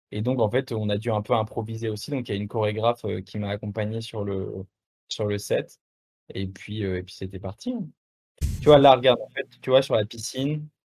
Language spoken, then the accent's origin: French; France; accent: French; Ouais, je suis français, bah, j'ai un accent français et puis it's like that, tu vois.